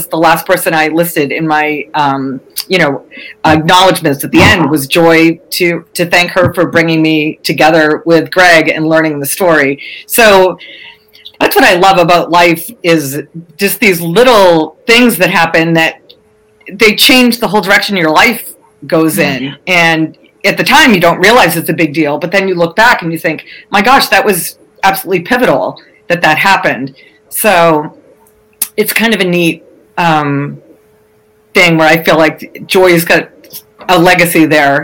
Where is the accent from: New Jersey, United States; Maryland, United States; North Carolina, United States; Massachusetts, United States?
Massachusetts, United States; I'm from Massachusetts